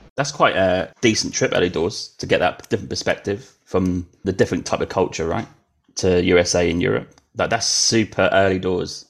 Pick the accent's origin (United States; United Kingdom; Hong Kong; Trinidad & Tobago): United Kingdom; moved away; I did grow up there